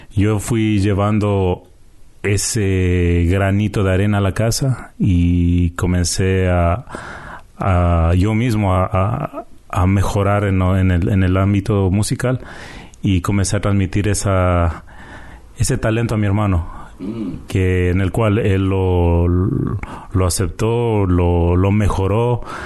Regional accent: Quito, Pichincha, Ecuador; also born or lived in Canada; now in Toronto, Canada; nacimos en Canadá, pero nos criamos en Quito, Ecuador.

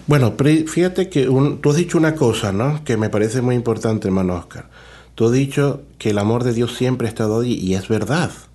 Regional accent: Caja Seca, Zulia, Venezuela; moved away as an adult; now in Toronto, Canada; soy sacerdote venezolano, eh, nací en un pueblecito que se llama Cajaseca en el estado Zulia

